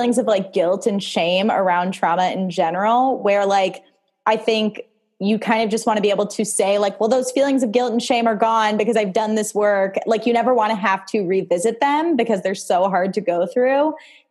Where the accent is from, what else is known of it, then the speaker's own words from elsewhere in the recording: suburb of Chicago, Illinois, United States; I'm from like a suburb of Chicago.